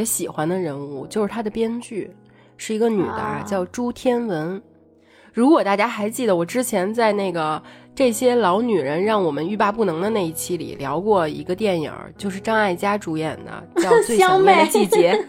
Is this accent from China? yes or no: yes; North China, China; 虽然我跟…都在北方长大，但是看这部电影其实也勾起了很多很多关于我们童年暑假的回忆。